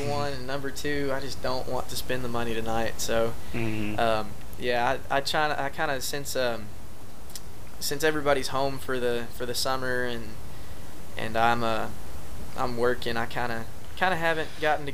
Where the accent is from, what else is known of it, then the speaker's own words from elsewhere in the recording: Coupland/Type area, between Elgin and Taylor, east of Austin, Texas, United States; my hometown is right now. Is we've got Samsung coming in right out there.